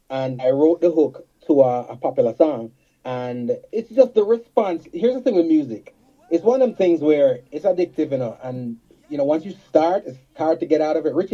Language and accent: English; Jamaica; For those people who are from Ontario, I'm from Jamaica.